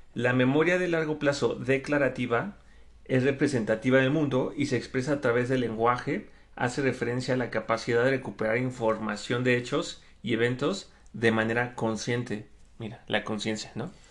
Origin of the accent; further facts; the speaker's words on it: Mexico; los tailandeses se parecen mucho a los mexicanos